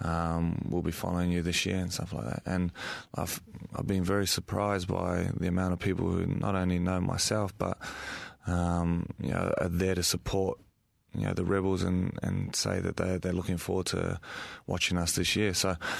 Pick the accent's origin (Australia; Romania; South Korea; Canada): Australia; Brisbane, Queensland; I come from Brisbane and Queensland, and like some of the facilities that we have there are very old and dated.